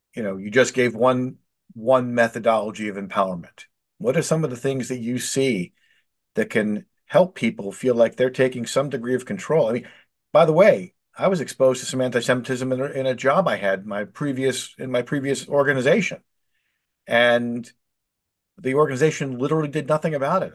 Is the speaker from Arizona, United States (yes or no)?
no; Philadelphia, Pennsylvania, United States; I grew up in Northeast Philadelphia in the '70s